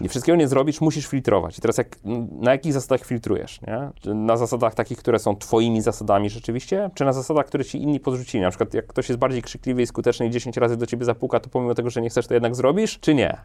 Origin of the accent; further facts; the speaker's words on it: Warsaw, Masovian Voivodeship, Poland; ja od zawsze jestem z Warszawy, nie lubię się przemieszczać, w sensie urodziłem się w Warszawie, mieszkam w Warszawie